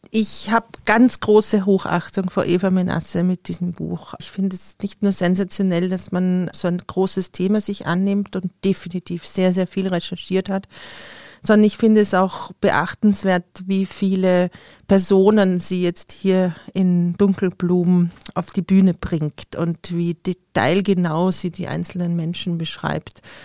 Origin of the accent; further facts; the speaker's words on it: Austria; für mich als Österreicherin